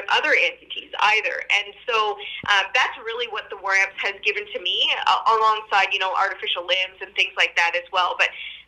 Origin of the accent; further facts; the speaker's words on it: Norwood, Ontario, Canada; now in Ottawa, Canada; when I was at home in Norwood, I did, go to the cenotaph